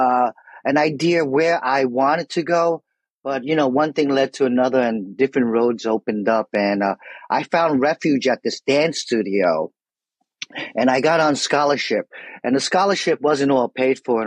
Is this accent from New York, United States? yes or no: yes; New York City, New York, United States; I grew up in New York City and Broadway was my background